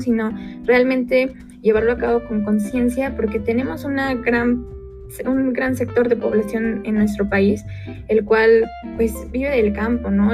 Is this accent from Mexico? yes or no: yes; Mexico; nosotros como mexicanos